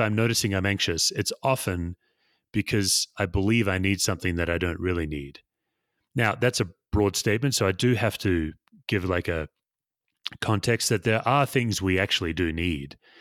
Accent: Perth, Western Australia, Australia; moved away; I was born and raised in Perth, Western Australia

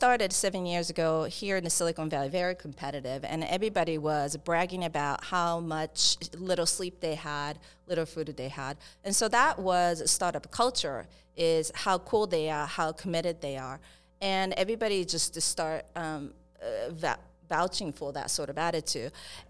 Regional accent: Japan; English is a second language; moved away; I'm originally from Japan. And I grew up in different countries, so I came here hustling to just didn't speak English first, so it's been a long way.

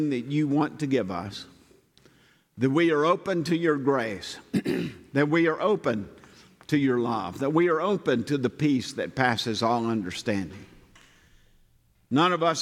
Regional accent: Southern, United States; accent: heavy Southern; my heavy Southern accent

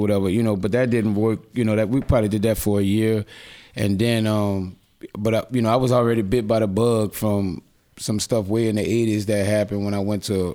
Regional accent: New Orleans, Louisiana, United States; we moved to HollyGrove

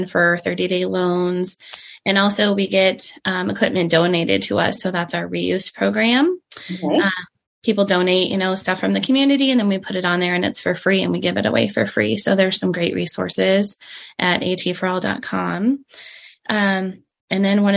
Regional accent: Omaha, Nebraska, United States; I was born and raised in Elkhorn, actually, now Omaha

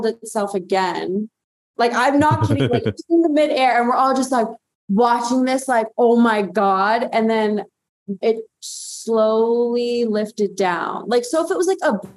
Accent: Massachusetts, United States; I grew up in Massachusetts, and my backyard was kind of like a graveyard

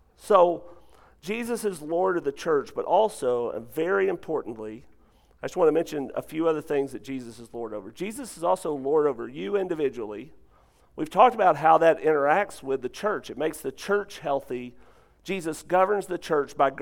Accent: North Arkansas, United States; We're both from North Arkansas

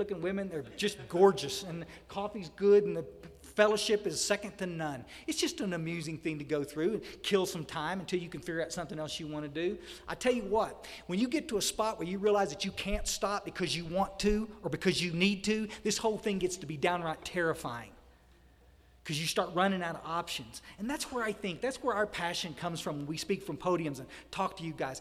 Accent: Odessa, Texas Hill Country, United States; also born or lived in Houston, Texas; I grew up in a hill country. Myers and I, we were raised over in Odessa, out in West Texas. We moved to the hill country

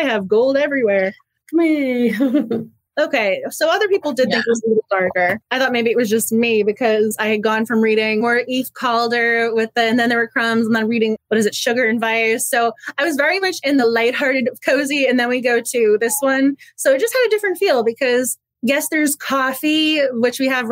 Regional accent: Massachusetts, United States; moved away; I'm originally from Massachusetts

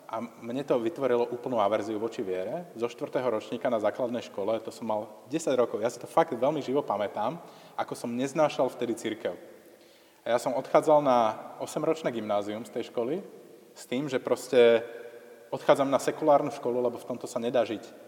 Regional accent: Slovakia; som bol vychovaný v tom tradičnom kresťanskom prostredí a v podstate takúto homofóbiu, povedzme, alebo toto naladenie, že ako homosexualita je niečo nesprávne a že treba si založiť buď tradičnú rodinu, alebo žiť v celibáte, to je niečo, čo dostávate ako s materským mliekom v tom slovenskom prostredí

